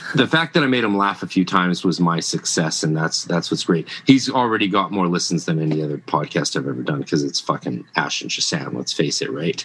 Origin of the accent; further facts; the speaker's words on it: Canada; I'm Canadian